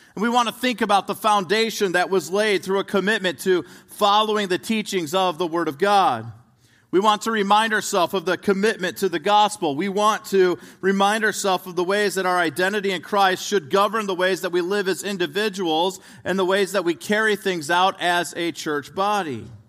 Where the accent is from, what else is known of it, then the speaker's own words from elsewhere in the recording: right outside of Chicago, Illinois, United States; I grew up right outside of Chicago, Illinois